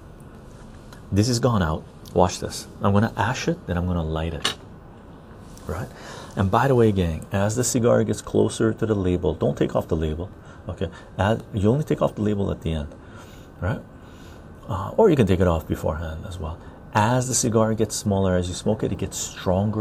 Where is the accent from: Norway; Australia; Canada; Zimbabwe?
Canada; West Coast Canada; also born or lived in Iran; I consider myself to be a West Coast Canadian. I've spent most of my life here.